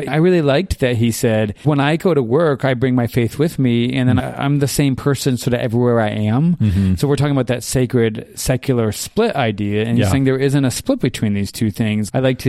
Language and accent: English; South Carolina, United States; born there; moved away; also born or lived in Japan; Okay, so I was born in South Carolina originally.